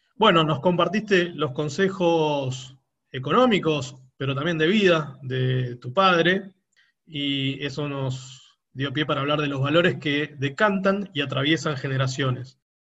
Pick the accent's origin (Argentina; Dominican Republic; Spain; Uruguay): Argentina; como argentino medianamente informado